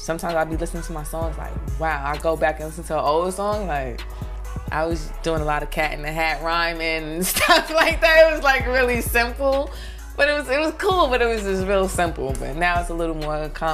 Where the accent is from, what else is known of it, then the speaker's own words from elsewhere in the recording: New York City, New York, United States; also born or lived in North Carolina; I'm from Brooklyn, East New York, Cypress Hills Projects. I've been in Brooklyn all my life.